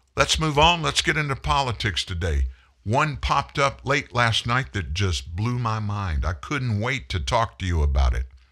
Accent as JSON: {"language": "English", "town": "Pasadena", "region": "Texas", "country": "United States", "tie": "born or raised there", "also_born_or_lived": "Houston", "accent": "Southerner", "said": "we lived in Houston at the time. I was born in Pasadena, which is a, uh, suburb of Houston"}